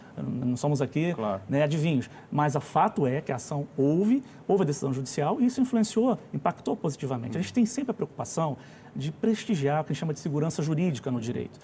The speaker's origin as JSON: {"language": "Portuguese", "region": "Rio de Janeiro", "country": "Brazil", "moved": "as an adult", "lives_now": "Brasília, Brazil", "said": "eu sou lá do Rio de Janeiro, embora esteja em Brasília há mais de vinte anos"}